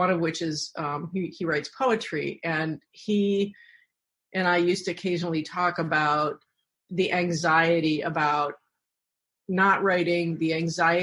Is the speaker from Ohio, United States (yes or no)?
yes; Bay Village, Ohio, United States; I grew up in Bay Village, Ohio